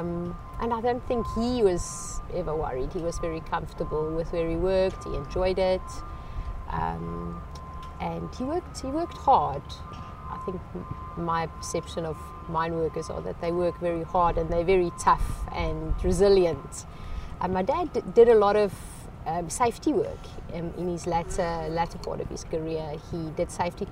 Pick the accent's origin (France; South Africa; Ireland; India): South Africa; Klerksdorp, North West; now in Charlotte, United States; I was born in Klerksdorp in South Africa